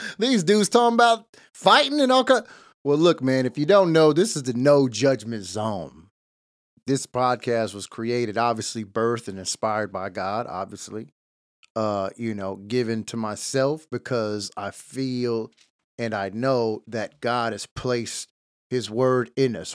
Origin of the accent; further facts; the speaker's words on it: Los Angeles, California, United States; I was born in East L